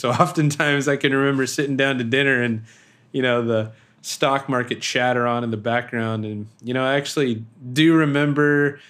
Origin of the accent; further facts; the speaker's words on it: Sacramento, California, United States; born there; So I was born in Sacramento, and Roseville is a town outside of Sacramento, and my grandparents are from there.